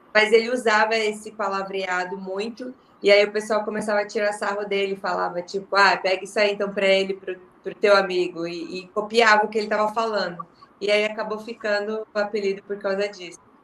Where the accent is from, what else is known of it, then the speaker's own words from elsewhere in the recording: Curitiba, Paraná, Brazil; Eu sou de Curitiba